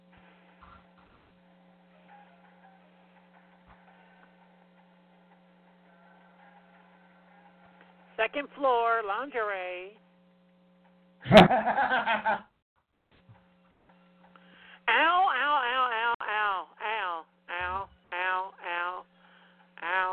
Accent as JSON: {"language": "English", "region": "the South", "country": "United States", "said": "I come from the South"}